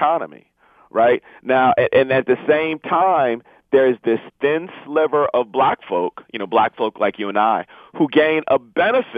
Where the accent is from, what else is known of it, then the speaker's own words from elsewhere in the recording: Inkster, Michigan, United States; I grew up in Inkster